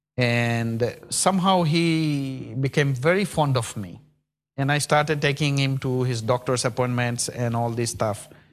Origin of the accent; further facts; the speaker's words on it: India; now in Birmingham, United Kingdom; I'm from India